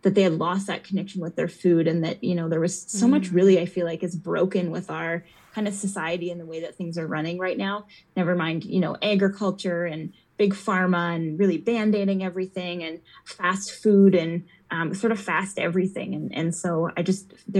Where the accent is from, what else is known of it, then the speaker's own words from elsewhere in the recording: Edmonton, Alberta, Canada; now in Calgary, Canada; I grew up in Edmonton, so we were in the city